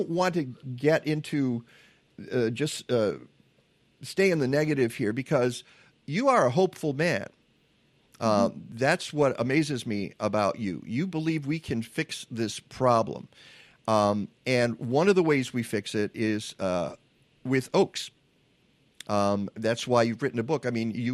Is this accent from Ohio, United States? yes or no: no; Michigan, United States; we grew up in Michigan